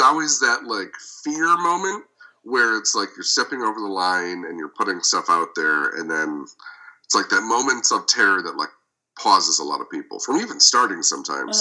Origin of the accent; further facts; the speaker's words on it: Las Vegas, Nevada, United States; also born or lived in Michigan; born in Michigan, raised in Vegas, and I'm a publicist